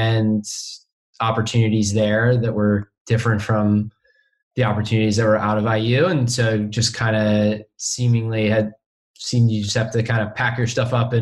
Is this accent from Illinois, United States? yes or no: yes; a suburb around Chicago, Illinois, United States; moved away as an adult; also born or lived in Indiana; now in Los Angeles, United States; I grew up in a suburb around Chicago, and then went to Indiana, and then moved out to Los Angeles right after I graduated